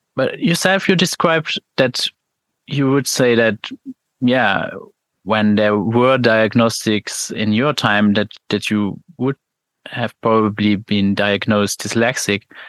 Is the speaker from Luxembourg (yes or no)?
yes; Luxembourg; I'm from Luxembourg